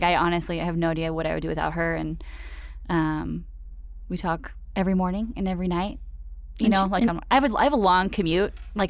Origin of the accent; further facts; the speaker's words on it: Phoenix, Arizona, United States; Right. Okay, so I grew up in Phoenix, right? Like, I was a mall rat for sure.